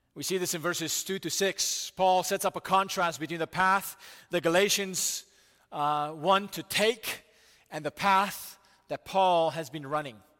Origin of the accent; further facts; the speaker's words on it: United States; as American people